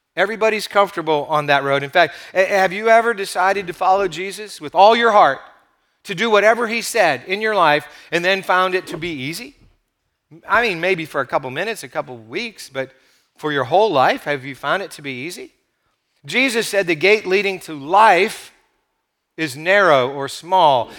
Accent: United States; we have as American Christians

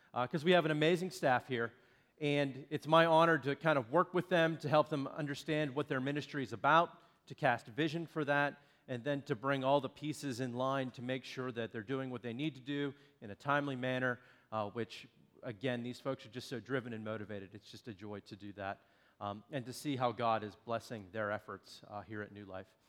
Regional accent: Shakora, Pennsylvania, United States; from Shakora, which is where I now live, but that was also my hometown

